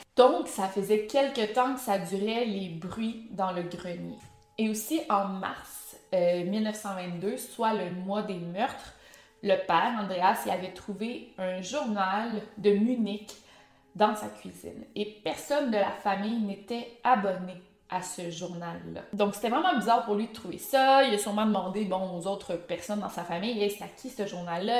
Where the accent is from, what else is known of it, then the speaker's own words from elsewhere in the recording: Quebec, Canada; accent: Québécois; avec mon accent allemand, avec mes mots prononcés en québécois